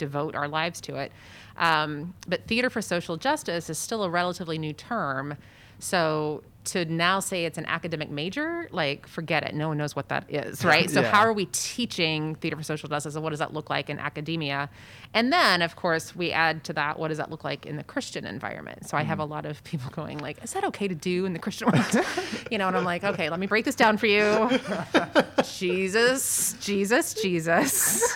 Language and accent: English; Tulsa, Oklahoma, United States; moved away as an adult; also born or lived in Boston; I am originally from Tulsa, Oklahoma, and I actually grew up there, lived there my whole life